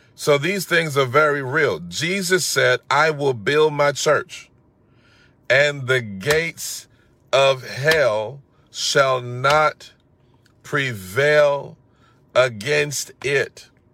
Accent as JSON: {"language": "English", "town": "Atlanta", "region": "Georgia", "country": "United States", "tie": "born or raised there", "said": "growing up in Atlanta, we had a very strong music culture"}